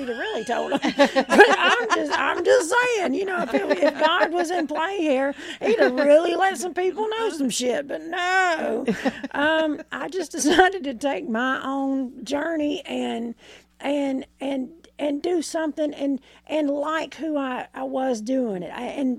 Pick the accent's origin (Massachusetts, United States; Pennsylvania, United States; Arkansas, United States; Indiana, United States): Arkansas, United States; I'm from Arkansas.